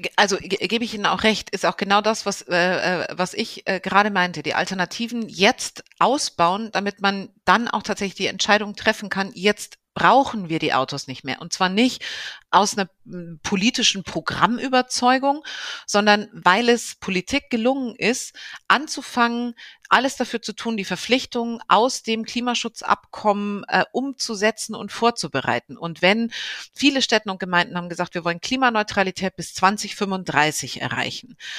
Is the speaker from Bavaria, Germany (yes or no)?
yes; Bavaria, Germany; moved away as an adult; also born or lived in Rhineland, North Rhine-Westphalia; now in North Rhine-Westphalia, Germany; ich bin äh, gebürtige Bayerin und äh, jetzt im Rheinland zu Hause